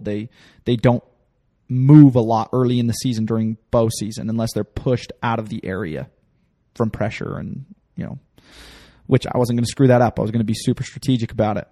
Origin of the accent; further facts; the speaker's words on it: the West, base of the Wasatch Mountains, Utah, United States; I grew up in the West and, uh, you know, at the base of the Wasatch Mountains